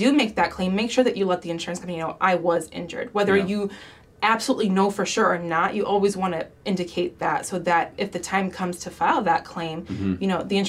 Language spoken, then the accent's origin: English; Sterling Heights, Michigan, United States; also born or lived in West Bloomfield, Michigan; I grew up in Sterling Heights and then we moved to West Bloomfield.